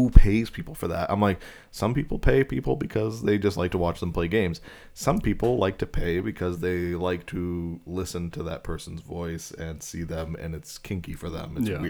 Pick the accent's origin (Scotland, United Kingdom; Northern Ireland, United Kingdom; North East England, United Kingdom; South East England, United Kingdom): Scotland, United Kingdom; I'm Scottish, Ron.